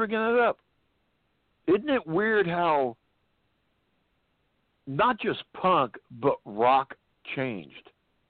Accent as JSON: {"language": "English", "region": "California", "country": "United States", "tie": "born or raised there", "said": "I was born and raised in California. That's about the motherfucking far away from the South and any of that shit you can get."}